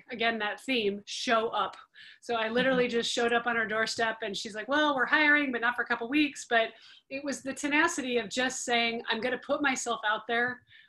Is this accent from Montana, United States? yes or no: yes; Montana, United States; I grew up in Montana, you know, in the 70s and 80s